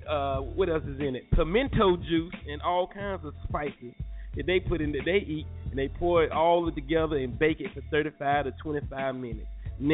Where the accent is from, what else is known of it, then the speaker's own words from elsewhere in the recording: New York City, New York, United States; I eat grits, and I'm from Manhattan.